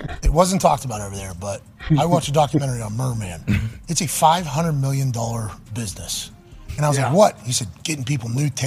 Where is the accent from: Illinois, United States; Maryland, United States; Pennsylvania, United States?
Pennsylvania, United States; Pittsburgh; now in Indiana, United States; growing up in Pittsburgh, we had the Three Rivers Regatta